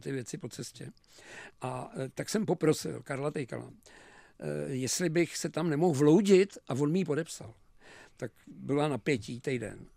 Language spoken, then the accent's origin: Czech; Pardubice, Pardubice Region, Czechia; moved away as an adult; now in Prague, Czechia; já jsem Pardubák, takže už jenom to, že to, tohleto město Velký Pardubický Dynama a Zlatý přilby, prostě tomu se neubráníš, když tam žiješ